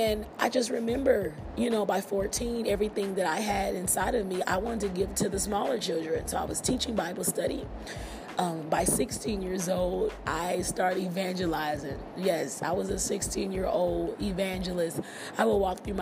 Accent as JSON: {"language": "English", "town": "Milwaukee", "region": "Wisconsin", "country": "United States", "tie": "born or raised there", "also_born_or_lived": "Nashville, Tennessee", "moved": "as an adult", "said": "I left my hometown in Milwaukee and I relocated to Nashville, Tennessee."}